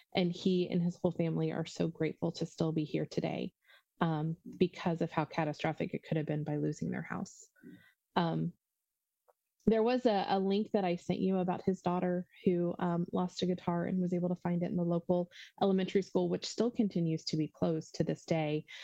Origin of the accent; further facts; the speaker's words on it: Ohio, United States; I'm from Ohio